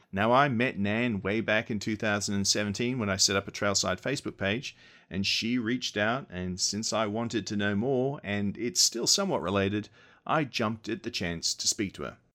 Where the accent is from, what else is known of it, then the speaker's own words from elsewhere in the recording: Australia; moved away; I grew up in Australia